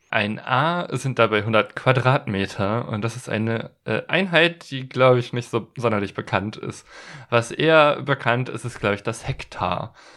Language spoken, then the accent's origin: German; western Germany, Germany; da, wo ich herkomme, das ist so im Westen Deutschlands, aus einem Gebiet, das so ein bisschen katholisch ist, äh, geprägt war